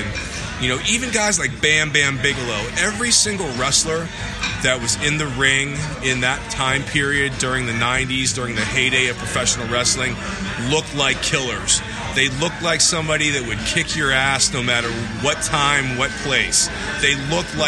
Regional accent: Pittsburgh, Pennsylvania, United States; I grew up in Pittsburgh, Pennsylvania

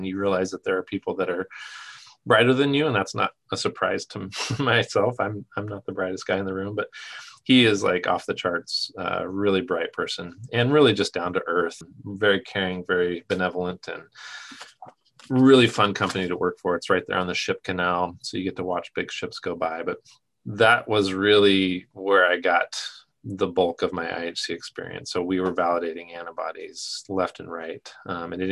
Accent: Southern Oregon, United States; my hometown in Southern Oregon

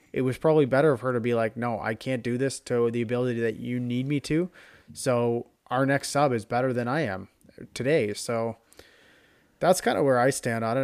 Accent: Canada; as a Canadian

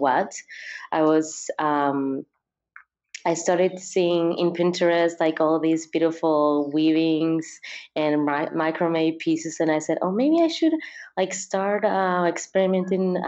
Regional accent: Peru; also born or lived in Barcelona; I grew up in Peru

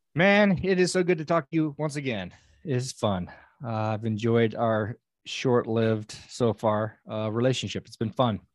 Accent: Old Station, California, United States; I am from a little, I call it a village in Northern California of about a hundred people

